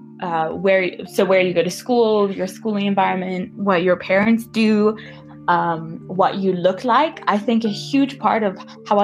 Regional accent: Namibia; moved away as an adult; I'm from Namibia

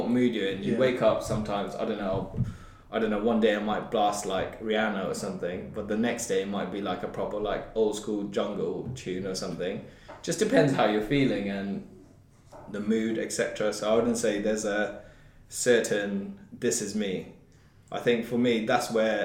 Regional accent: Brecon, Wales, United Kingdom; I come from Brecon, which is like smallest one of the smallest towns

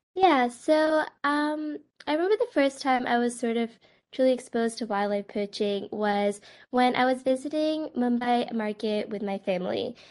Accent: Westchester, New York, United States; moved away as an adult; also born or lived in Massachusetts; now in Cambridge, United States; I am from Westchester, New York, and am currently a freshman at the Massachusetts Institute of Technology.

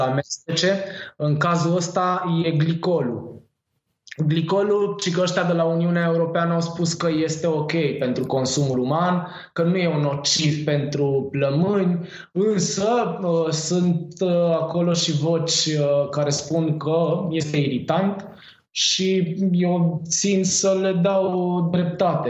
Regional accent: Târgoviște, Dâmbovița County, Romania; also born or lived in Catalonia, Spain; now in Spain; m-am născut în Târgoviște

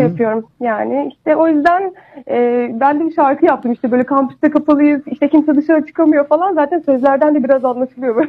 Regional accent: Akhisar, Manisa, Turkey; now in Istanbul, Turkey; Ben Manisa Akisarlıyım

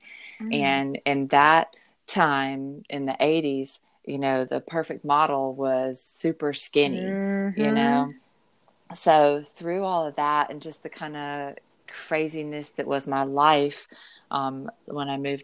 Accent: the South, United States; growing up in the South, I was mostly raised by my grandmother

